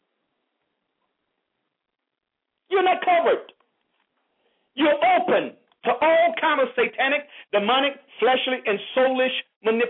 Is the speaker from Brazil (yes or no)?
no; United States; I'm proud to be an African American.